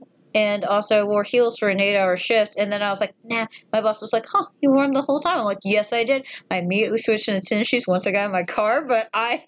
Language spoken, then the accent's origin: English; the South, Southern United States, United States; We're southern born babies.